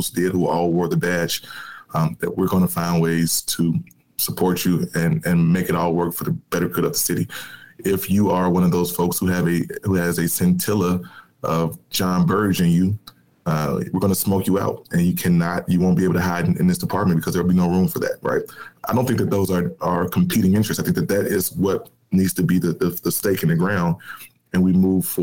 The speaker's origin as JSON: {"language": "English", "town": "Chicago", "region": "Illinois", "country": "United States", "tie": "born or raised there", "said": "I'm a kid from Chicago, born and raised in the city, public school kid"}